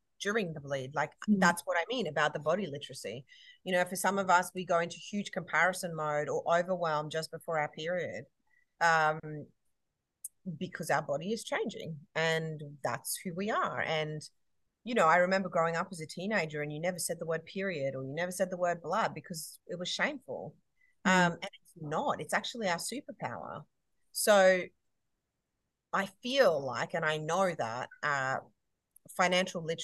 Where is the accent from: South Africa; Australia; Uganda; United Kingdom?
Australia; Queensland; I'm a Queenslander